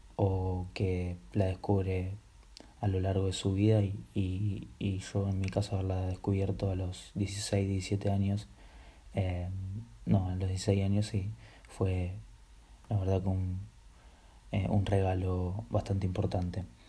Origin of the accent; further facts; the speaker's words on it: Buenos Aires, Argentina; soy de Argentina, Buenos Aires